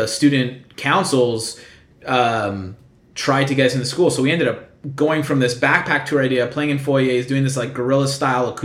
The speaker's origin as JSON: {"language": "English", "town": "Vaughan", "region": "Ontario", "country": "Canada", "lives_now": "Toronto, Canada", "said": "We live in the city, but yeah, we're originally from Vaughan"}